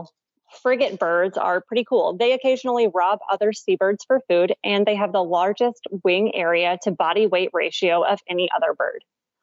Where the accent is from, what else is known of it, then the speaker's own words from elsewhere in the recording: Clarksville, Tennessee, United States; My hometown of Clarksville, Tennessee